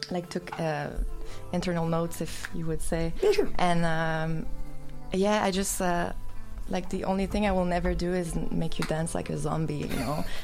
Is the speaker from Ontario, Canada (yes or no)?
no; Mercier, Quebec, Canada; now in Montreal, Canada; I'm from Mercier, which is like um, South Shore, like close to Chateauguay, but I've been in Montreal for 12 years.